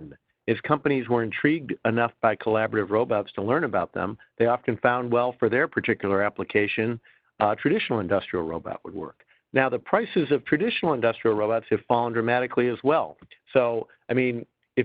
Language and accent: English; Detroit, Michigan, United States; I come from Detroit